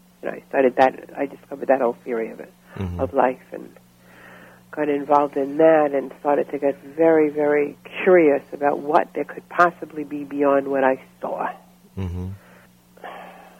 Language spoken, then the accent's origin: English; New York City, New York, United States; also born or lived in Florida; I grew up in Brooklyn, New York.